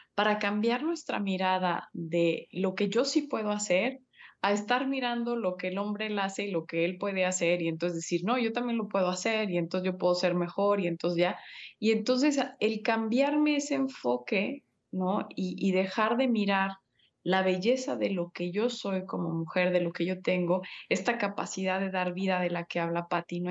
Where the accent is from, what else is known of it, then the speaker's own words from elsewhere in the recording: Mexico; tú y yo somos mexicanos